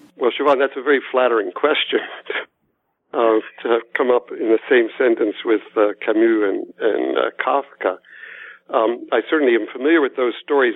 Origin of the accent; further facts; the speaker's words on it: Lancaster, Pennsylvania, United States; moved away; I was born in Lancaster, Pennsylvania, in the heart of Amish country. Um, but my parents were Catholics, so I went to parochial school